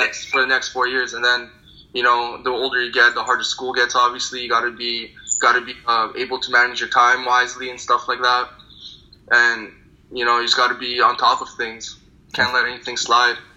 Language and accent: English; Thornhill, Ontario, Canada; born or raised there; also born or lived in Turkmenistan; now in New York City, United States